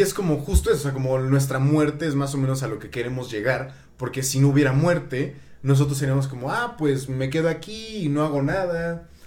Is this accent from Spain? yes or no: no; Mexico; now in Canada; yo soy mexicano viviendo en Canadá